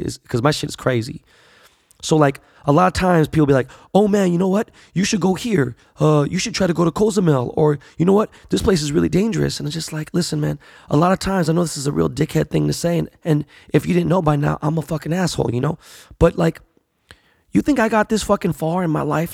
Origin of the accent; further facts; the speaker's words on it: Los Angeles, California, United States; I was born and raised here in Los Angeles